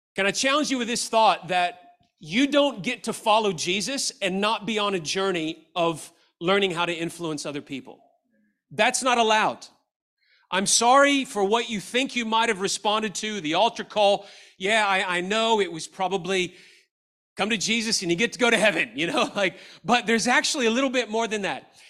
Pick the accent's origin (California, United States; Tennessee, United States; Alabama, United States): Tennessee, United States; Memphis; I grew up in Memphis, Tennessee, and I went to the University of Memphis